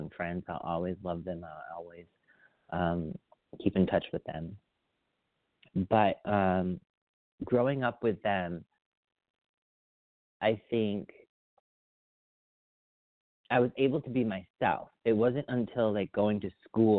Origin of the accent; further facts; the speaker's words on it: Agawam, Massachusetts, United States; growing up, I grew up in Agawam, Mass., which is Western Mass.